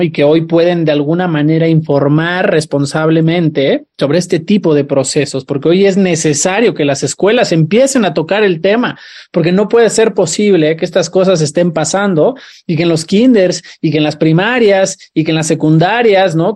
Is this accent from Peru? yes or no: no; Mexico; como sociedad mexicana